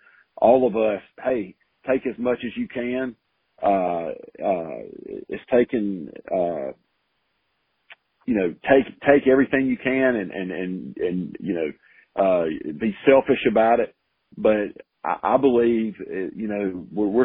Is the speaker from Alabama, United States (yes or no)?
yes; Selma, Alabama, United States; moved away as an adult; also born or lived in Auburn; now in Prattville, United States; I grew up in Selma, not far from Prattville